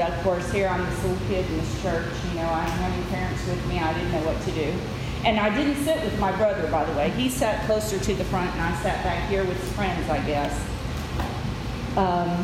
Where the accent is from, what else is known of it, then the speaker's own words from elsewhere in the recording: West Tennessee, United States; also born or lived in the North (US); In 1969, we moved to Tennessee, to West Tennessee